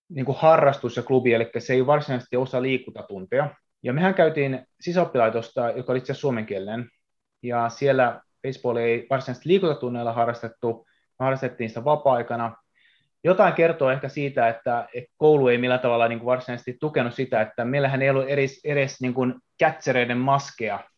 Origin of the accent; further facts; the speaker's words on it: Japan; Tosiaan mä oon syntynyt Japanissa ja asunut suurin osa lapsuudesta Japanissa